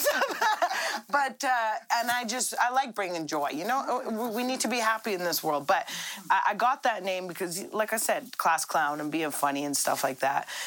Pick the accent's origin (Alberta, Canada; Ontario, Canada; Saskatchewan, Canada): Alberta, Canada; Red Deer; I'm from Red Deer